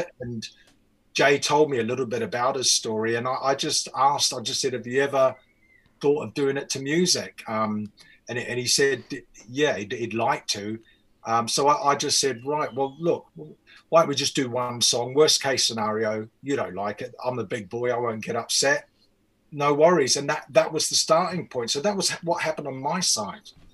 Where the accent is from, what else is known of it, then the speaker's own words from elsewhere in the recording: New Zealand; moved away; also born or lived in England; I'm from New Zealand